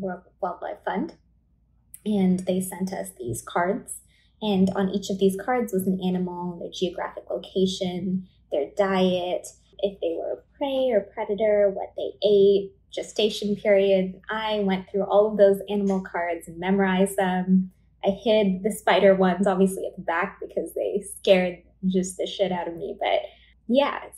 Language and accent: English; Vaughan, Ontario, Canada; I grew up in Vaughan, Ontario